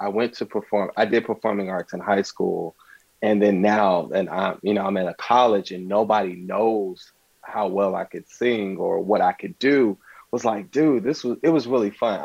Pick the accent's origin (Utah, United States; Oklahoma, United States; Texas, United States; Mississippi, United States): Oklahoma, United States; moved away as an adult; also born or lived in Lynchburg, Virginia; now in Los Angeles, United States; Well, I was raised in Oklahoma. I was born in L.A.